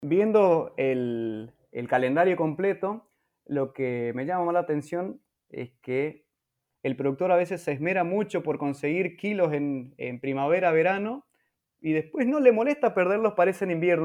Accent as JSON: {"language": "Spanish", "town": "Presidencia Roque Sáenz Peña", "region": "Chaco", "country": "Argentina", "tie": "born or raised there", "said": "Nací y vivo actualmente en Presidencia Roque Saspeña, en la provincia del Chaco"}